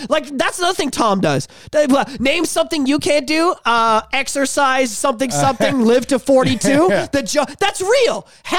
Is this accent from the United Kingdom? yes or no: yes; England, United Kingdom; he made the funny about how I don't have a soul because I'm from England, I have red hair.